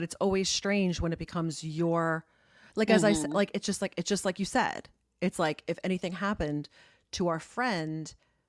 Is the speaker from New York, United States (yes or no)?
yes; Garden City, New York, United States; moved away; I'm from Garden City. I don't care if anyone knows because I don't live there anymore.